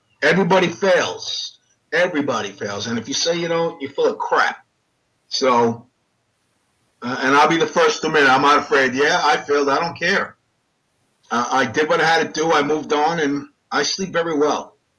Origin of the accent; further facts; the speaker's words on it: Daytona Beach, Florida, United States; I love Daytona Beach. We grew up in Daytona.